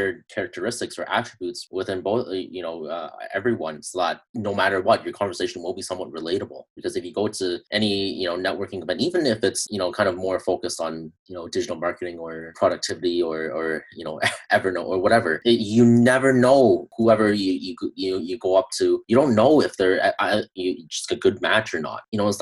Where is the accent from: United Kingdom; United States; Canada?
Canada; I'm from Canada